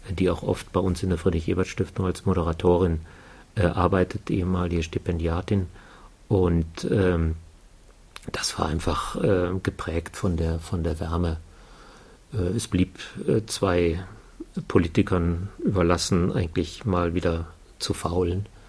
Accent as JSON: {"language": "German", "region": "North Rhine-Westphalia", "country": "Germany", "tie": "born or raised there", "accent": "Ruhrgebiet", "moved": "as an adult", "lives_now": "Würzburg, Germany", "said": "geboren eigentlich am Niederrhein, also nicht Ruhrgebiet mehr"}